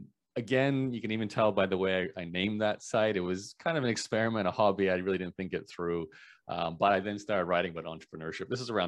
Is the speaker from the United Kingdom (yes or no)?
no; Brisbane, Queensland, Australia; accent: Canadian; Yeah, so the short version, born and raised in Brisbane, Australia, Canadian parents who are actually immigrants to Canada from Eastern Europe. But, you know, pretty much lived in Australia, despite having a Canadian accent